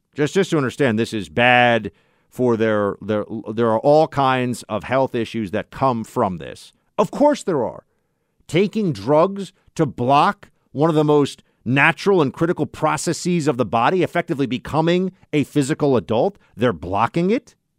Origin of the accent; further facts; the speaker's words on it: New York, United States; the state of New York, the Empire State, my home state